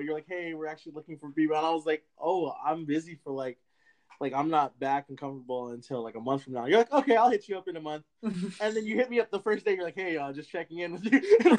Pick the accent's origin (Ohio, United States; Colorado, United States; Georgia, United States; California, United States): California, United States; Los Altos; also born or lived in Hollister / San Diego; I grew up in Los Altos, so like Mountain View area, and so, but I moved to Hollister